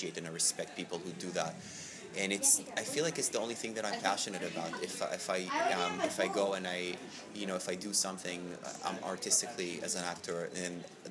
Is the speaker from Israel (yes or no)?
yes; Israel; moved away as an adult; also born or lived in New York; now in Los Angeles, United States; growing up in Israel